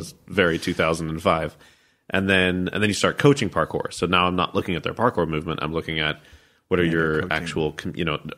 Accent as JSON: {"language": "English", "country": "United States", "said": "I'm American"}